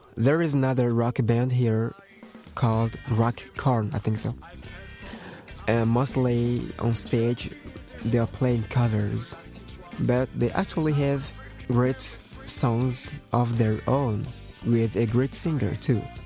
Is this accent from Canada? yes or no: no; Togo; English is a second language; we're coming from Togo. Togo is a little country from West Africa